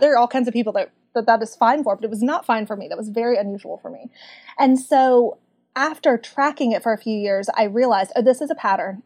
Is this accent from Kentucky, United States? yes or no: yes; Kentucky, United States; accent: Southern; Growing up in Kentucky